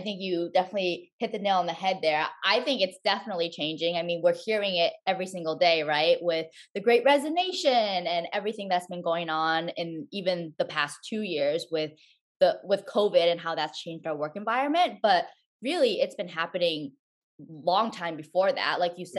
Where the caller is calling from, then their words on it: Stamford, Connecticut, United States; also born or lived in New York City; I'm calling in from Stamford, Connecticut. It's about an hour away from New York City, which where I previously lived.